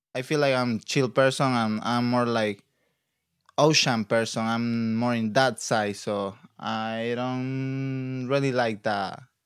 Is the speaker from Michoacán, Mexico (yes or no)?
no; Acapulco, Guerrero, Mexico; English is a second language; moved away as an adult; now in California, United States; I'm from Acapulco, Mexico, like, by Guerrero State